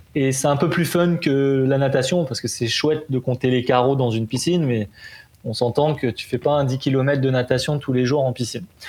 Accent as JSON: {"language": "French", "region": "Provence-Alpes-Côte d'Azur", "country": "France", "tie": "born or raised there", "moved": "yes", "lives_now": "Montreal, Canada", "said": "je suis natif de la Côte d'Azur"}